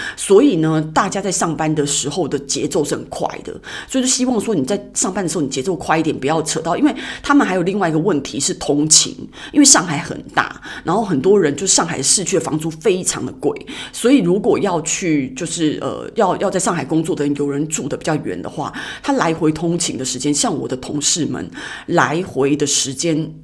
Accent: Taiwan; accent: Taiwanese accent; moved away as an adult; now in Shanghai, China; 我是台湾人

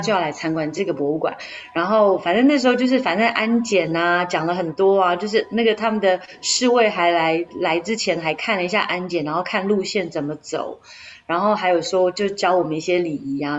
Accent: Taiwan; moved away as an adult; also born or lived in United Kingdom; now in London, United Kingdom; 我是从台湾来的

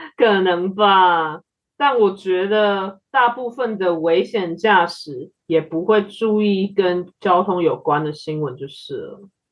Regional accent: Taiwan; 身为台湾人，不爬玉山，感觉就是少了点什么。

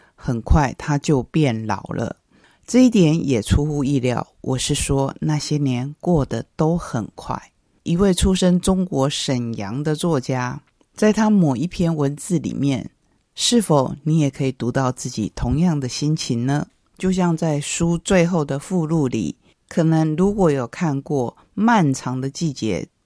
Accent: Taiwan; 我们台湾话有些字眼是很传神的

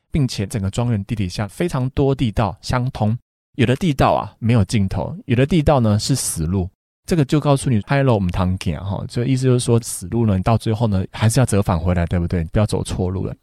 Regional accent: Taiwan; 口感其实跟我们台湾的也比较接近

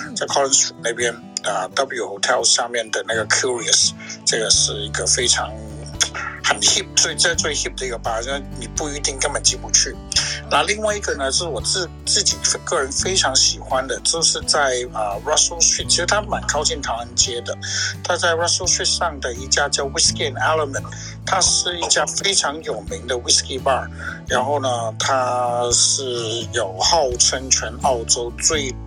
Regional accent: Hong Kong; now in Melbourne, Australia; 因为我本身就是个香港人，哇。我是香港girl

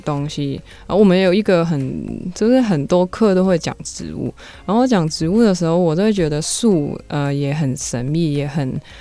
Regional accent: Hong Kong; moved away; also born or lived in Taiwan; 我是香港来的

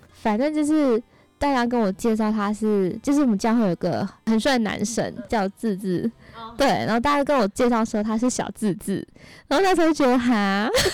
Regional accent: Malaysia; moved away; 我是来自马来西亚

